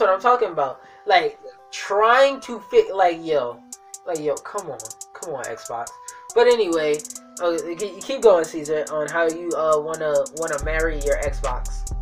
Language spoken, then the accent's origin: English; United States; I'm American